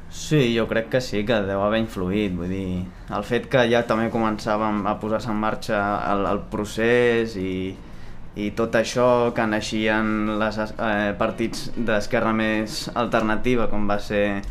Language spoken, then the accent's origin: Catalan; Barcelona, Catalonia, Spain; jo sóc de Sant Gervasi de Cassoles